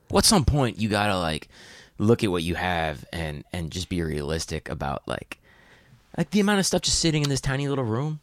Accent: upstate New York, United States; moved away as an adult; also born or lived in Atlanta / Athens / Nashville; now in New York, United States; I grew up upstate

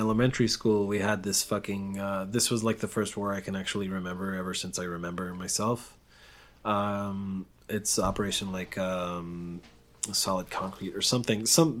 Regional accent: Israel; also born or lived in Denver, United States; Because I was raised in Israel. I was raised in this environment of war.

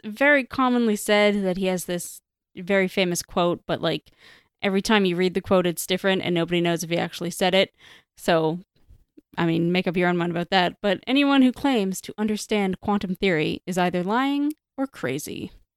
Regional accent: Canada

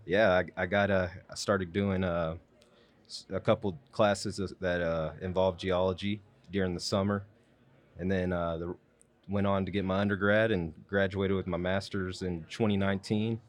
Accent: Wichita Falls, Texas, United States; born and raised in Wichita Falls

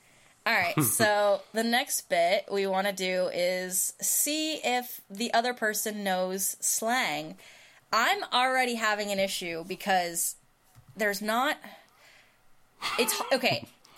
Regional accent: United States; as an American

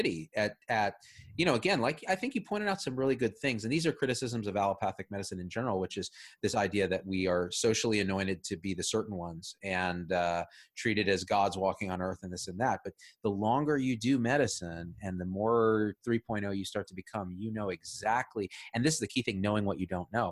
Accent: Clovis, California, United States; I grew up in the Central Valley, Clovis

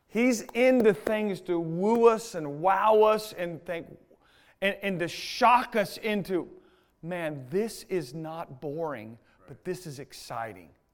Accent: United States; I'm an American

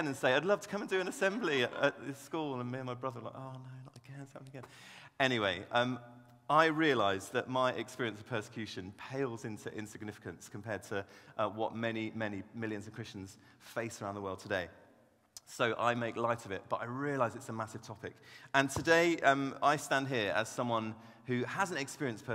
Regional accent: Devon, South West England, United Kingdom; I grew up down in Devon, actually, and my dad was a church pastor

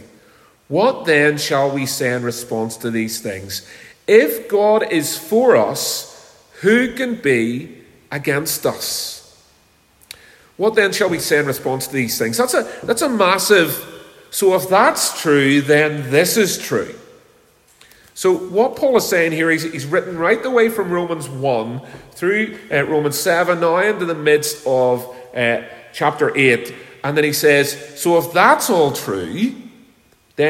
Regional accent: Belfast, Northern Ireland, United Kingdom; when I was a little boy, many years ago now, 49 years ago, when I was growing up in Belfast

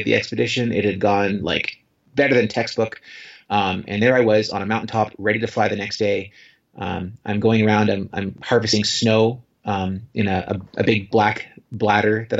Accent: Canada; I'm Canadian

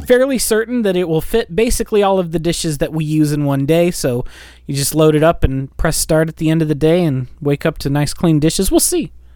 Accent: United States; we're American

